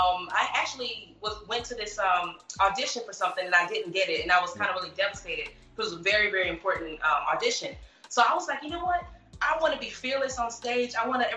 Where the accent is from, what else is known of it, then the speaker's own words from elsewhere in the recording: Houston, Texas, United States; now in Los Angeles, United States; I'm from the South with an S. Okay, it's a difference. I'm from the dirty South. I'm from Houston, Texas, for sure. Born and raised.